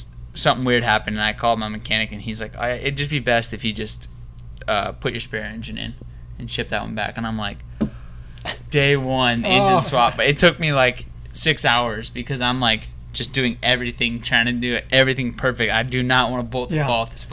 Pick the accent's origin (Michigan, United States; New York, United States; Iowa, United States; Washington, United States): Iowa, United States; Sioux City; moved away; I grew up in Sioux City, Iowa, which it's not a small town